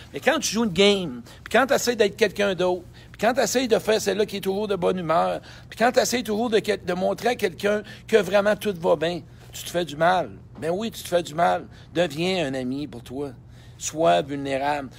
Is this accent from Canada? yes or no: yes; Saint-Georges, Quebec, Canada; moved away; Saint-Georges de Beauce. Ben oui, mon patelin